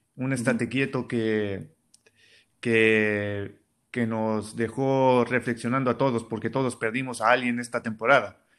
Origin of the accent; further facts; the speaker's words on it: Mexicali, Baja California, Mexico; soy de Mexicali